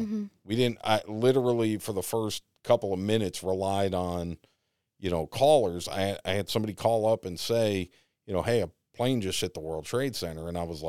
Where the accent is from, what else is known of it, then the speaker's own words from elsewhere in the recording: East Coast, United States; accent: New York, Boston; also born or lived in New York; I mean, I grew up in the East Coast. I had a horrible, you know, like, and I grew up like in the middle of New York and Boston. So I had this really weird New York, Boston.